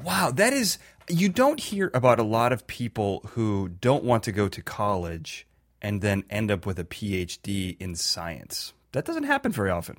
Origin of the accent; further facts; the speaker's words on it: Chicago, Illinois, United States; I'm from Chicago